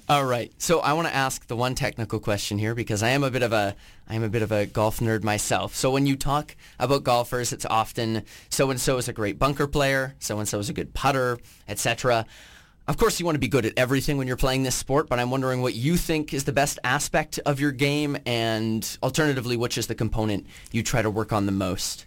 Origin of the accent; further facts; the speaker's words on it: Vancouver Island, British Columbia, Canada; You were playing in my hometown.